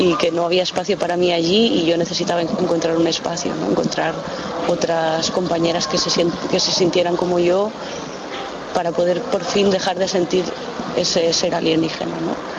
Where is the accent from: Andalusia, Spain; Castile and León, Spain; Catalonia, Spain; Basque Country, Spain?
Castile and León, Spain; León; moved away as an adult; also born or lived in Hamburg; me he ido de, lo que yo consideraba mi tierra, porque mi tierra no tenía espacio para mí